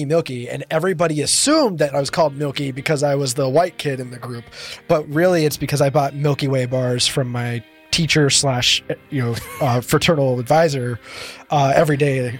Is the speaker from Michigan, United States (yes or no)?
no; Rialto, California, United States; Oh. Rialto, California? Know. San Bernardino?